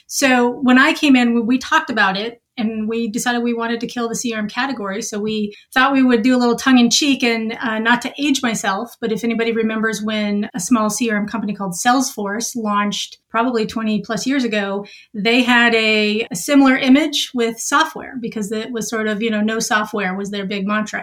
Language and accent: English; Montana, United States; moved away as an adult; also born or lived in Boston; I'm originally from a small town in Montana